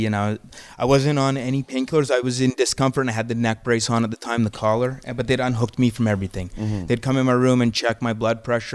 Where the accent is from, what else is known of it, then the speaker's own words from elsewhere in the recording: Calgary, Alberta, Canada; moved away; I'm from Calgary